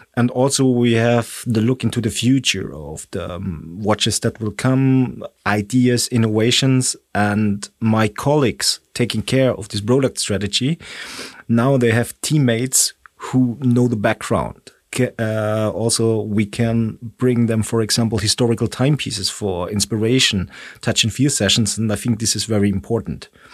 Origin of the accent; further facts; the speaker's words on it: Stuttgart, Baden-Württemberg, Germany; English is a second language; moved away as an adult; now in Switzerland; I was born in Stuttgart